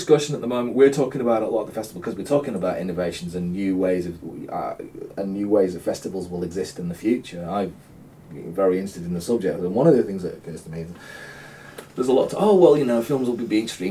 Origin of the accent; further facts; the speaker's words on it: Salford, North West England, United Kingdom; I'm from Salford myself, and I have a certain amount of local patriotism on that level.